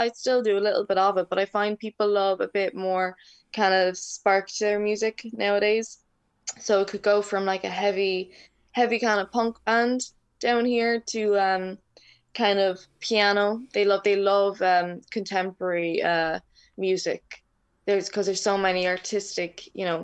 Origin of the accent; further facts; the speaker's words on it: Waterford, Munster, Ireland; also born or lived in Dublin; I basically grew up in Waterford City, so it's in the south. I was born in Dublin, but I was raised here in Waterford most of my life